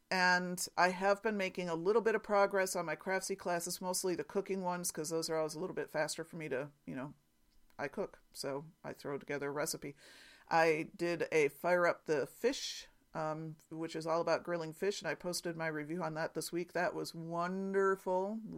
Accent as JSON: {"language": "English", "town": "Penn Yan", "region": "New York", "country": "United States", "tie": "born or raised there", "accent": "New York", "said": "I grew up in Penn Yan, so it must be that I recognize that old familiar New York accent."}